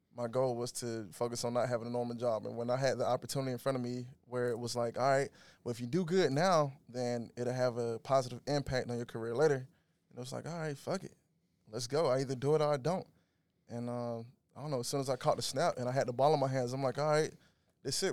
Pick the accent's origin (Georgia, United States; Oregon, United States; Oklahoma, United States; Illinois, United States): Georgia, United States; Macon; moved away as an adult; also born or lived in Oakland; I'm originally from Macon, Georgia. Uh, was raised, born and raised there